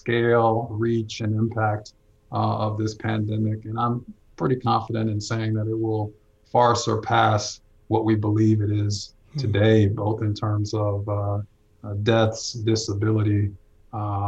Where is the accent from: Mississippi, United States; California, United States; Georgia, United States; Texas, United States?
Georgia, United States; Atlanta; I'm a native, you know, I've grown up in Atlanta